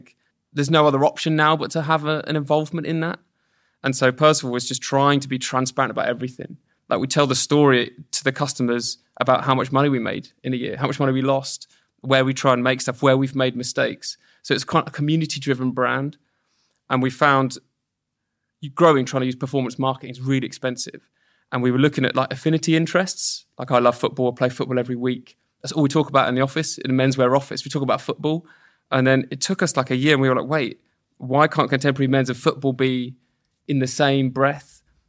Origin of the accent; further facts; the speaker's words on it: Portsmouth, South East England, United Kingdom; I grew up in Portsmouth, so you know it's a bit better.